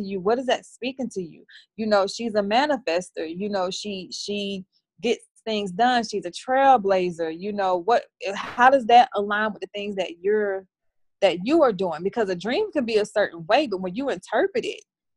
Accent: the South, United States; I'm from the South

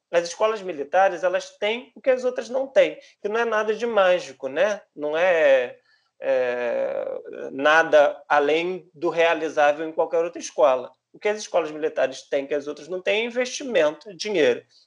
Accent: Brazil; a nossa história enquanto brasileiros

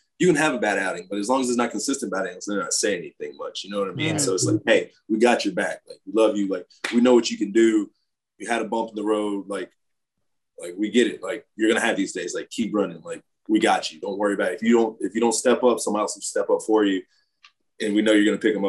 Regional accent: South Carolina, United States; I grew up in the South Carolina

